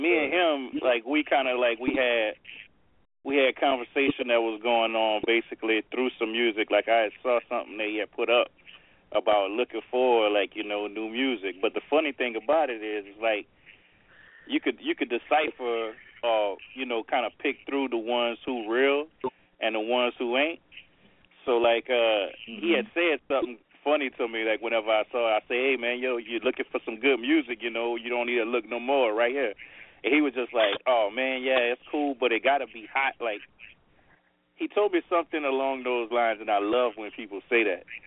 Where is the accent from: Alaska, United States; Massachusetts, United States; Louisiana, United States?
Louisiana, United States; also born or lived in New York; I'm from Louisiana